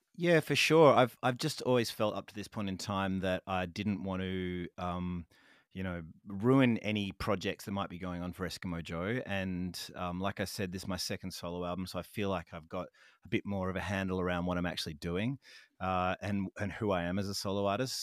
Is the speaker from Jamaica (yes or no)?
no; Fremantle, Western Australia, Australia; my hometown